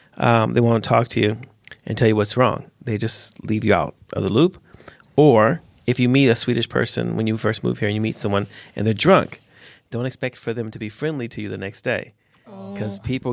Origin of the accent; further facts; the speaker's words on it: United States; now in Sweden; I am American